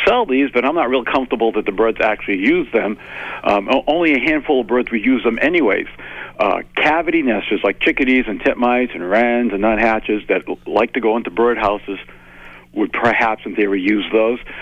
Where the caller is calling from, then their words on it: Jackson Hole, Wyoming, United States; I'm calling from Jackson Hole, Wyoming